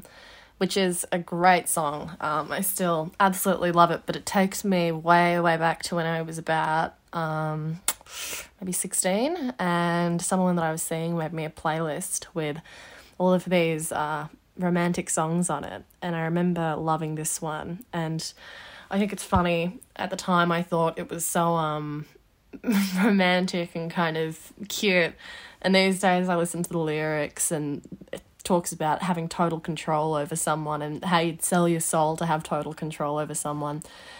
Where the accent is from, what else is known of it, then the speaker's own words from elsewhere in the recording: Melbourne, Victoria, Australia; also born or lived in Wagga Wagga; Yeah, I was born in Wagga Wagga to my mum and dad, and I was only there for a few years before we moved to Melbourne. So Melbourne's mostly what I sort of know.